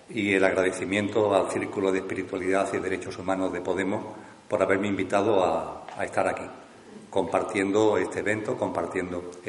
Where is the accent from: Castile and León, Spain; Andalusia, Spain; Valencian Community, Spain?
Andalusia, Spain; Seville; ahora pues nuevamente tengo la oportunidad de compartir con el círculo aquí en mi tierra, aquí en Sevilla